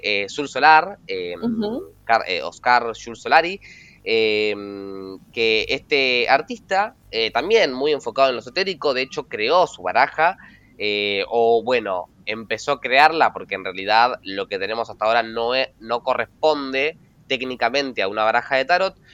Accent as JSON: {"language": "Spanish", "country": "Argentina", "said": "Agus y yo somos argentinos"}